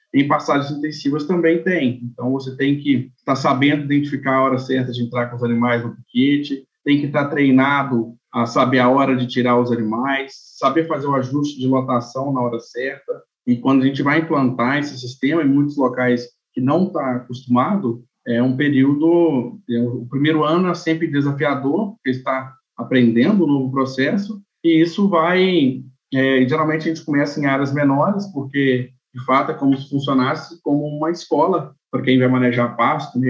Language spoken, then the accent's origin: Portuguese; Manhumirim, Minas Gerais, Brazil; also born or lived in Viçosa, Brazil / Denmark; Sou nascido em Manhumirim, cidade, Minas, estado de Minas Gerais, onde fica é, na região da Zona da Mata de Minas